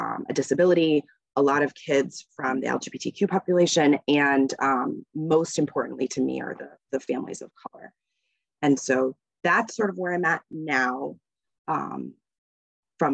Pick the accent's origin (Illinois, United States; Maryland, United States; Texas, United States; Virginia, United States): Virginia, United States; Northern; now in Massachusetts, United States; I grew up in Virginia and just outside DC, so Northern Virginia.